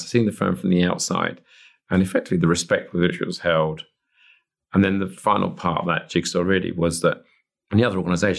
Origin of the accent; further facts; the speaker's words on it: Chingford, London, United Kingdom; where I grew up in Chingford